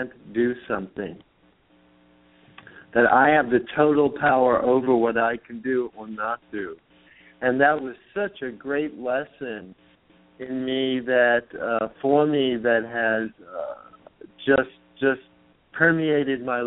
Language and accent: English; New York City, New York, United States; now in San Francisco, United States; I was born in the Bronx.